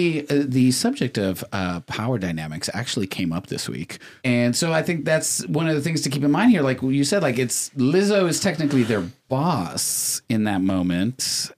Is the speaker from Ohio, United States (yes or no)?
no; Laredo, Texas, United States; I come from Laredo.